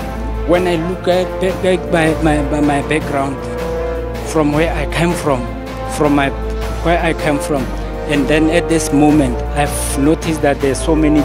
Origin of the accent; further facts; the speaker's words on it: Rustenburg, North West, South Africa; I'm from Rustenburg.